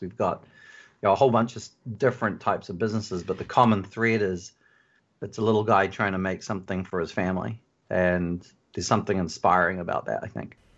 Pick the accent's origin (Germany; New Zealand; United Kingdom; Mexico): New Zealand; now in Phoenix, United States; originally I'm from New Zealand